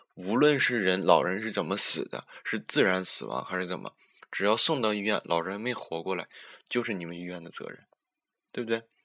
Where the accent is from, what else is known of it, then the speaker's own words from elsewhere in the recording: Northeast China, China; 我们东北